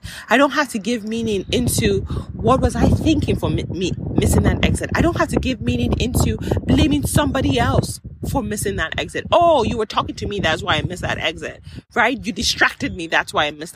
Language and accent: English; Nigeria; I am Nigerian